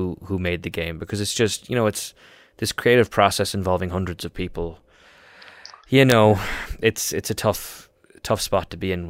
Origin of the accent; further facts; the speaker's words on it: Ireland; moved away; because I'm Irish.